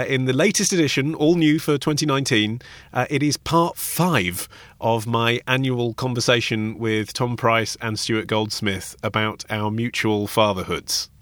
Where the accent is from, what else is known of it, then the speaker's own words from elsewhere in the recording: England, United Kingdom; we're English.